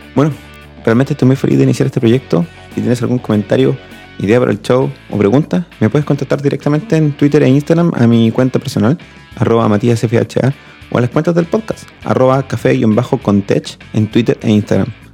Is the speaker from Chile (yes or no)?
yes; Chile; also born or lived in Talca; soy chileno y vivo en Talca